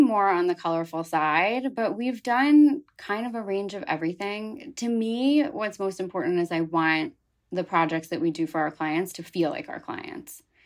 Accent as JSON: {"language": "English", "town": "Philadelphia", "region": "Pennsylvania", "country": "United States", "tie": "born or raised there", "moved": "as an adult", "lives_now": "New York, United States", "said": "I grew up outside of Philadelphia on the main line"}